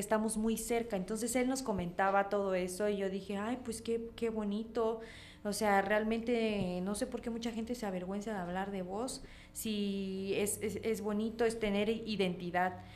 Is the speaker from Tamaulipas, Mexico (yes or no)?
no; Comitán, Chiapas, Mexico; accent: Comitán voseo, cantadito; como realmente los comitecos hablamos, pero el cantadito lo tengo. O sea, ni cómo digan que no soy de acá